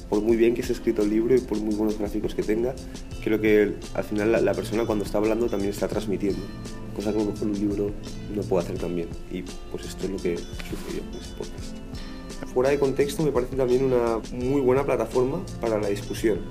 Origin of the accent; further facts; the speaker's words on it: Valencia, Valencian Community, Spain; De España